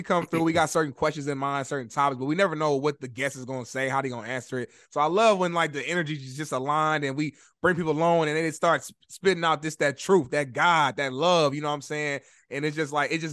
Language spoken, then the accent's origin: English; Indianapolis, Indiana, United States; now in Los Angeles, United States; I'm not from Chicago, but from Indianapolis, you know, a few hours away